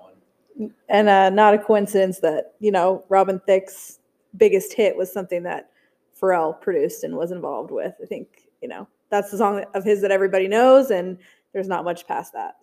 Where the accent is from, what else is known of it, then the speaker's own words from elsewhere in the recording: Alaska, United States; moved away; I grew up in Alaska, so their concerts were few and far between